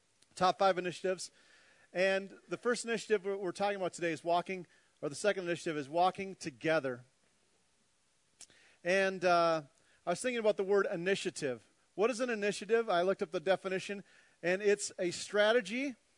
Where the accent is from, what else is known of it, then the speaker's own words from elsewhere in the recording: Minnesota, United States; Being 100% Norwegian from Viking blood and growing up in Minnesota, it was a pretty depressing week for me.